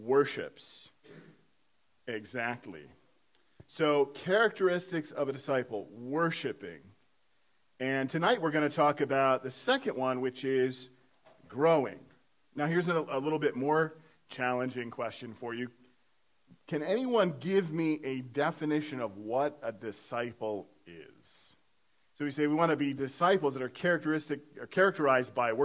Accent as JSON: {"language": "English", "region": "Iowa", "country": "United States", "tie": "born or raised there", "moved": "yes", "said": "I was born and raised in Iowa. So, not from Pennsylvania, but born and raised in Iowa"}